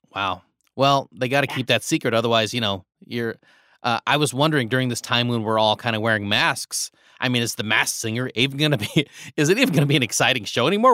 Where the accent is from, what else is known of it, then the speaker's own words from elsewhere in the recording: Nebraska, United States; I grew up in Nebraska